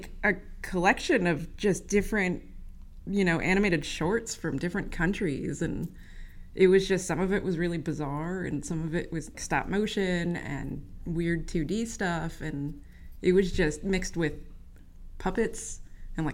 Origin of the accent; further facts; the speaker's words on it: Fort Lauderdale, Florida, United States; moved away; also born or lived in Orlando, Florida; I am originally from Florida. I grew up in Fort Lauderdale area